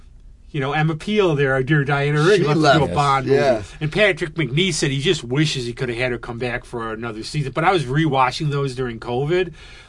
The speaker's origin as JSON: {"language": "English", "region": "Scotland", "country": "United Kingdom", "said": "Oh, I'm Scottish. It's good I can complain about things."}